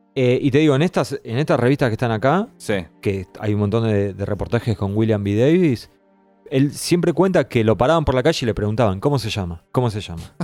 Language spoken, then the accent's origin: Spanish; Argentina; siendo argentino